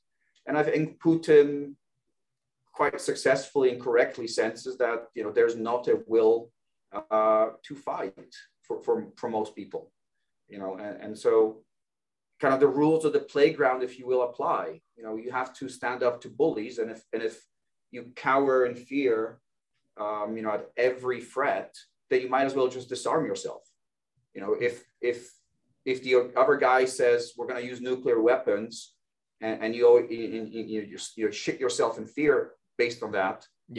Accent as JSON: {"language": "English", "town": "Warsaw", "region": "Masovian Voivodeship", "country": "Poland", "tie": "born or raised there", "also_born_or_lived": "United Kingdom / Hungary / United States / Hong Kong", "said": "I was born in Warsaw, Poland in 87. So right before communism fell. You might say I was actually born in a communist country. And I grew up in Poland and the UK and Hungary and then many years in the US."}